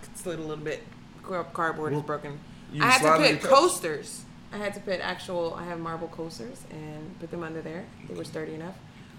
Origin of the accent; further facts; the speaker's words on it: Atlanta, Georgia, United States; now in Cleveland, United States; I'm from Atlanta, Georgia.